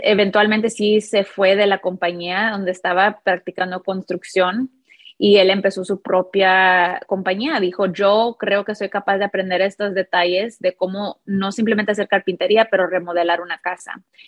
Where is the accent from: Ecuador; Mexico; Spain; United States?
United States; Chicago, Illinois; Tengo un hermano y los dos crecimos en Chicago, en un barrio llamado Hermosa.